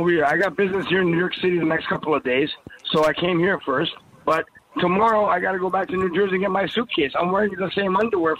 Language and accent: English; Toronto, Ontario, Canada; I'm from Toronto